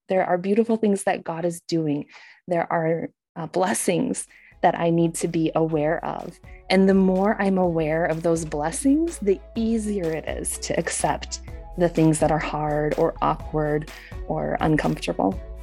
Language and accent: English; United States; moved away; as an American